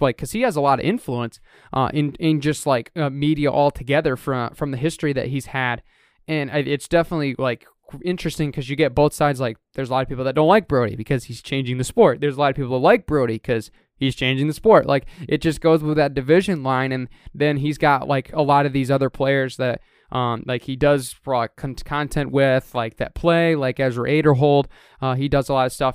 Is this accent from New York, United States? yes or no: no; Reed City, Michigan, United States; Reed City just put one in at my hometown at Riambat Park